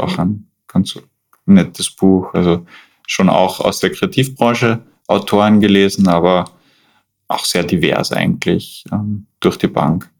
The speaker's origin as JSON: {"language": "German", "town": "Schladming", "region": "Styria", "country": "Austria", "moved": "as an adult", "lives_now": "Vienna, Austria", "said": "ich komme eigentlich aus Schladming, aus den steirischen Bergen. Bin aber mittlerweile fast 15 Jahre schon in Wien"}